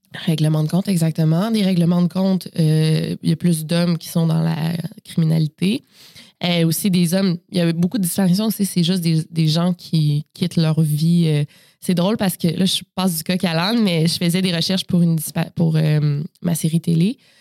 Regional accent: Quebec City, Quebec, Canada; je suis née à Québec, euh, donc dans la ville de Québec en 1992 et c'est là euh, que j'ai grandi également

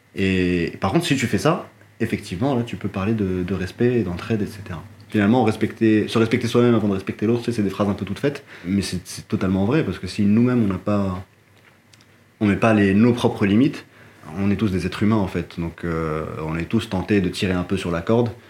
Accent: Morocco; moved away; j'ai grandi au Maroc.

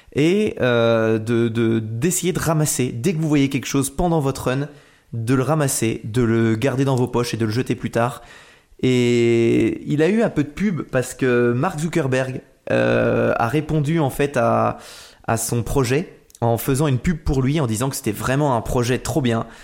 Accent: Nantes, Pays de la Loire, France; moved away; je suis Nantais à la base.

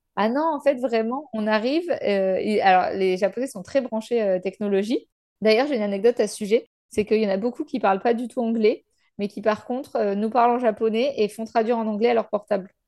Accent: France; en tant que Français

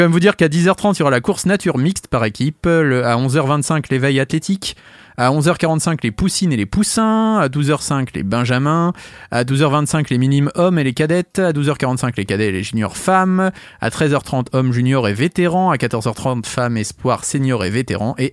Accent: Maisons-Laffitte, Île-de-France, France; born there; Je suis né à Maison Lafitte. Bon, je suis pas resté

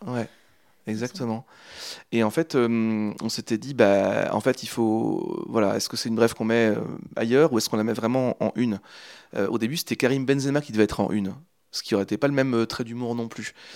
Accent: Angers, Pays de la Loire, France; moved away as an adult; now in Normandy, France; je viens de Angers à la base. Je suis canet depuis très peu de temps, depuis, depuis septembre, je suis normand, mais j'ai habité 25 ans en Anjou, à Angers

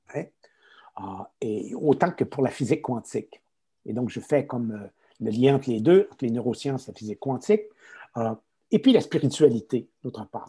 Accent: Quebec, Canada; accent: Québécois; je suis un Québécois, hein, ça se notera peut-être à mon accent

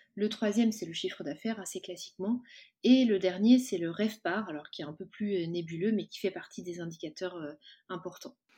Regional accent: Cholet, Pays de la Loire, France; je suis originaire de l'ouest de la France, originaire de, Cholet

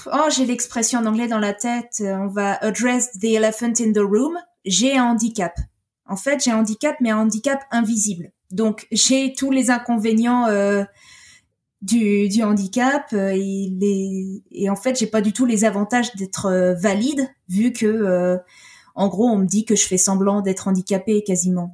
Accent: France; je suis française, mais je suis frontalière

